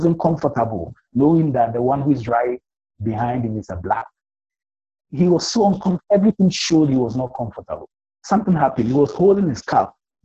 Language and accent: English; Ghana; accent: African Ghanaian; Mine is an African Ghanaian accent, you know? we have English as our formal language.